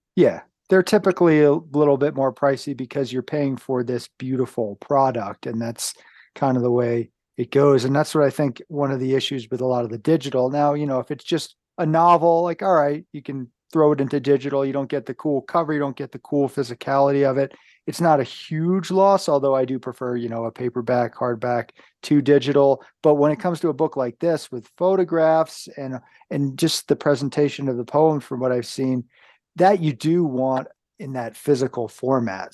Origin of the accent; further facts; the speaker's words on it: downstate New York, United States; moved away; I come from New York State originally, downstate